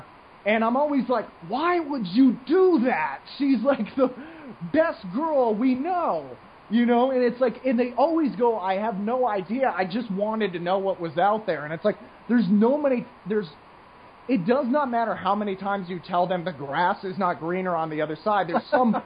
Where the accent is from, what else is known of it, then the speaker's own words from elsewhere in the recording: United States; this nasally voiced American